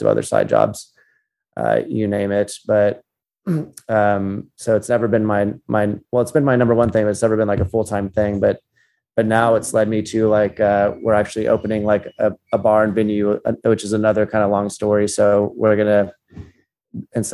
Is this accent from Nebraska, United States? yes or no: no; Utopia, Texas, United States; also born or lived in San Marcos, Texas; I grew up out in Utopia and then went to Texas State University in San Marcos